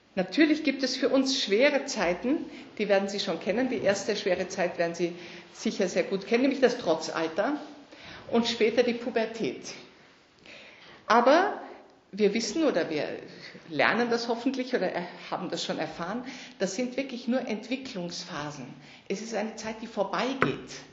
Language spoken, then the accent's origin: German; Germany; Also ich bin in Deutschland aufgewachsen